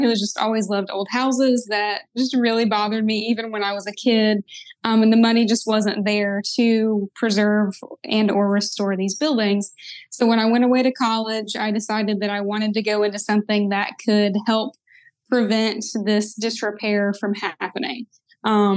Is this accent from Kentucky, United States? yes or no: yes; Kentucky, United States; also born or lived in Southern West Virginia; I grew up in Eastern Kentucky and Southern West Virginia. I grew up kind of on the border of both of the states